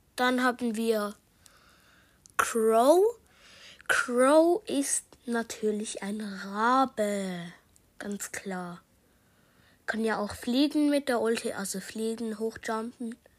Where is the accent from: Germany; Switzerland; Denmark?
Switzerland; accent: Swiss German; Ich spreche grad Schweizerdeutsch